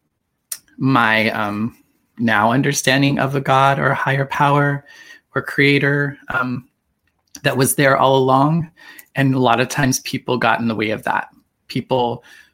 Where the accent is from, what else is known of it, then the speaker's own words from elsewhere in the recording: Idaho, United States; growing up in Idaho